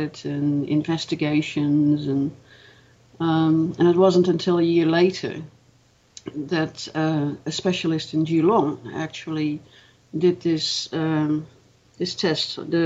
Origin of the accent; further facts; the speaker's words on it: Netherlands; moved away as an adult; also born or lived in Melbourne, Australia; now in Australia; I was born in Holland. I lived there until I was 24, and then I migrated to Australia